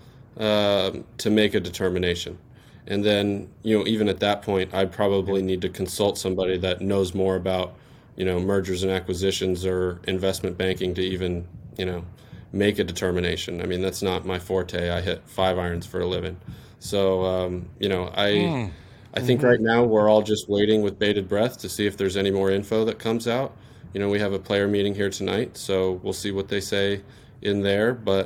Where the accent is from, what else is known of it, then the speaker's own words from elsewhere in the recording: Southern California, United States; I grew up in Southern California